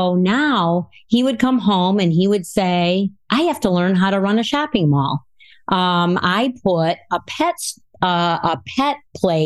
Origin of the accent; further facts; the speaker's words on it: Rockford, Illinois, United States; I'm from Rockford, Illinois, and I was born and raised here in Rockford